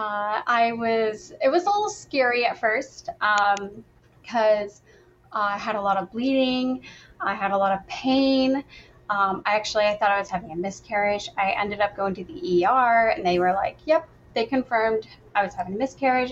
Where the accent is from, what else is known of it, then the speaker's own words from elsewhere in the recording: upstate New York, United States; I'm from upstate New York